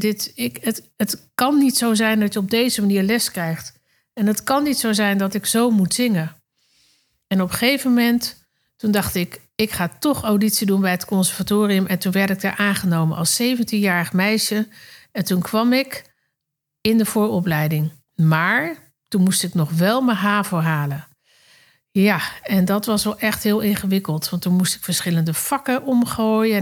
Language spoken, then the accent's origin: Dutch; Netherlands; also born or lived in Circus Knie (birthplace); En daarna ging ik met mijn ouders naar Nederland. Daar ging ik natuurlijk naar de lagere school en naar de middelbare school.